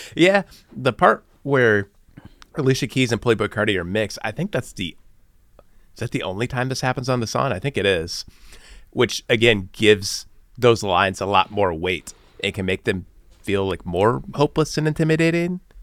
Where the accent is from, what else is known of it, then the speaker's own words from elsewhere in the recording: Bloomington, Illinois, United States; being from Bloomington, Illinois, like I was